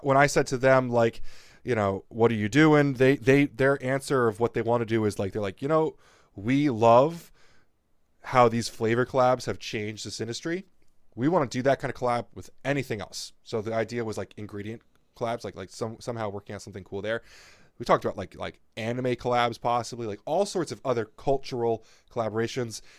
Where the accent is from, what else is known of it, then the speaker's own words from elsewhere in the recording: New Jersey, United States; I'm from New Jersey